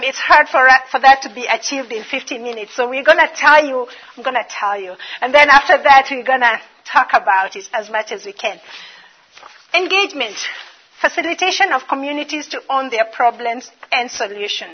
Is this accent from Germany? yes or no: no; Kenya; moved away as an adult; also born or lived in Dallas, Texas; now in Bismarck, United States; I'm originally from Kenya. I've been in America for 10 years. Still not gotten the American accent